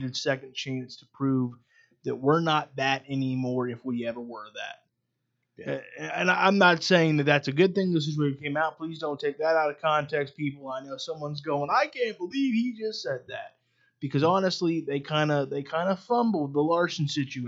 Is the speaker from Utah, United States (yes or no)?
no; Ohio, United States; being from Ohio like we are because we're from Ohio